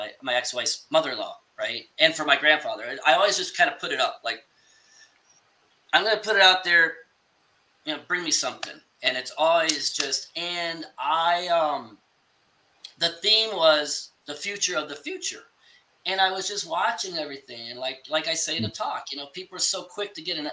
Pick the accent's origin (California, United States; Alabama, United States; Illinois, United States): Illinois, United States; Chicago; I'm from Chicago